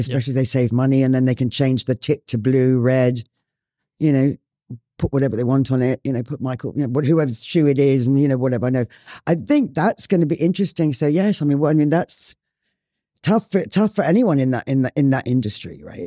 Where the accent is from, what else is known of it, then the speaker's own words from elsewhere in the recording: Ireland; also born or lived in Spain; now in Bali, Indonesia; I grew up in Ireland.